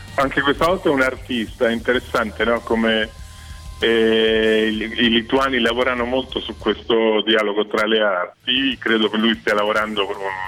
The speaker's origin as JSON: {"language": "Italian", "area": "province of Latina", "region": "Lazio", "country": "Italy", "tie": "born or raised there", "said": "Io sono nato diciamo, in provincia di Latina"}